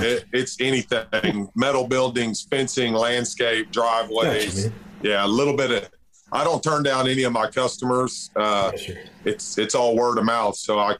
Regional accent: Burnet, Texas, United States; I'm from Burnett, Texas, just north of Austin, about an hour north of Austin.

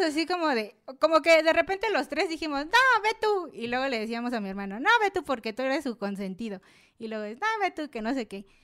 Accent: Oaxaca, Mexico; yo soy de Oaxaca, allá donde pasa todo

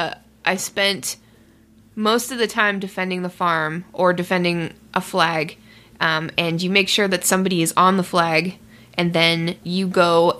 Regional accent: Canada; as a Canadian

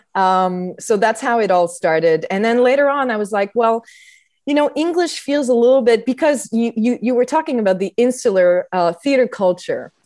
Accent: Montreal, Quebec, Canada; I was raised in Montreal

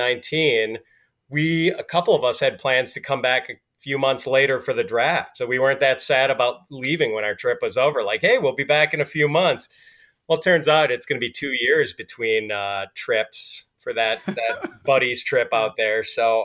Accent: Milwaukee, Wisconsin, United States; now in Chicago, United States; I live in the Chicago area, but Milwaukee is my hometown

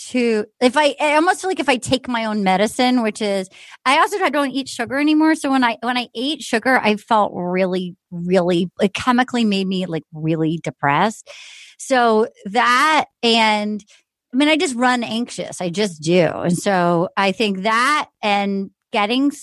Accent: New England, United States; I grew up in New England.

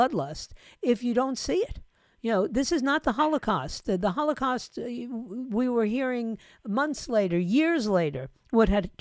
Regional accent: New York, United States; now in Fort Lauderdale, United States; I was born and raised in New York.

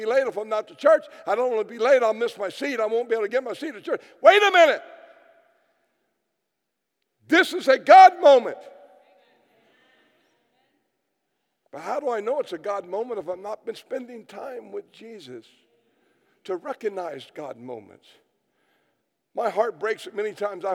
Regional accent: United States; I come from America

